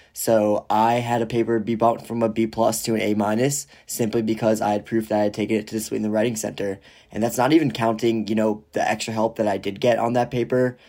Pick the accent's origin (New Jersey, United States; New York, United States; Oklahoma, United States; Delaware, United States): New York, United States; Rye Brook; moved away as an adult; now in Ann Arbor, United States; I am originally from Rybrook, New York, which is about thirty to forty-five minutes outside of New York City.